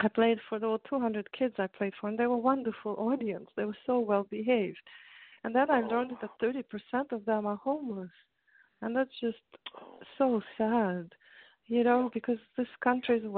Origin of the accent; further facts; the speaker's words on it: Russia; moved away; I grew up in Russia